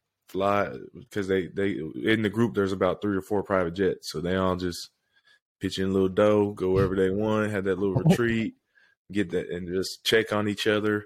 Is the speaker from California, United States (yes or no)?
yes; Fresno, California, United States; born or raised there; moved away